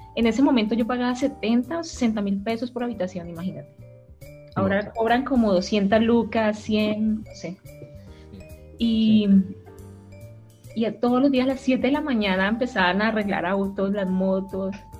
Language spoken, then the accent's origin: Spanish; Cali, Valle del Cauca, Colombia; moved away as an adult; now in Chile; yo soy colombiana, soy caleña